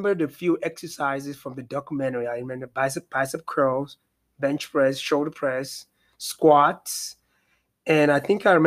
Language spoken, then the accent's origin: English; Nigeria; moved away; I'm originally from Nigeria, West Africa.